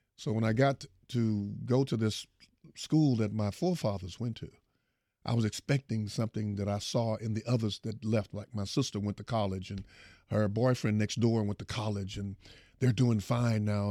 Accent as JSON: {"language": "English", "town": "Houston", "region": "Texas", "country": "United States", "said": "I come from Fifth Ward"}